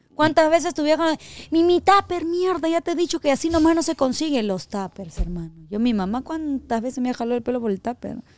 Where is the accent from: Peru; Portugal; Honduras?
Peru; soy peruana